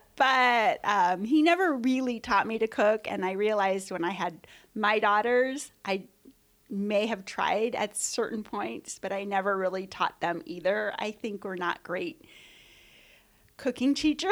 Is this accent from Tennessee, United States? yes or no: no; Bay Area, California, United States; I grew up in the Bay Area